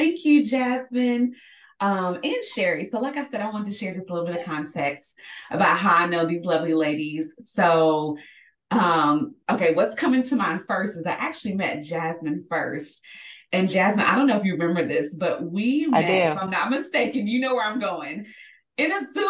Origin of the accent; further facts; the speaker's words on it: Louisville, Kentucky, United States; born there; I was born in Louisville, but I always say like I have country, I'm a country girl at heart.